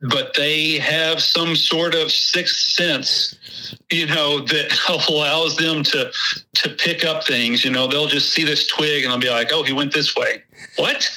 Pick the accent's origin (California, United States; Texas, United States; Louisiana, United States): Texas, United States; accent: Texas; my Texas accent